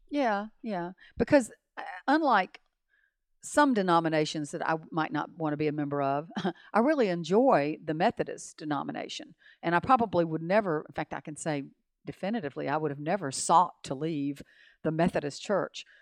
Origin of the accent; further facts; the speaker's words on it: Montgomery, Alabama, United States; moved away as an adult; also born or lived in Tallahassee; we grew up in Montgomery